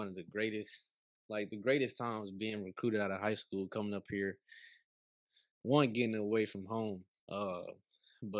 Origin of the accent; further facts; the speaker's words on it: Atlanta, Georgia, United States; moved away as an adult; now in Columbia, United States; I'm from Atlanta, Georgia, from the city